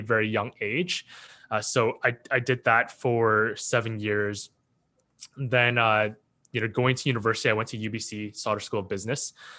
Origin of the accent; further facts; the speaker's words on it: Richmond, British Columbia, Canada; also born or lived in Hong Kong / Vancouver; I was born in Hong Kong, but I came when I was, you know, as a baby, one and a half. Uh, grew up, uh, starting East Van, then moving to Richmond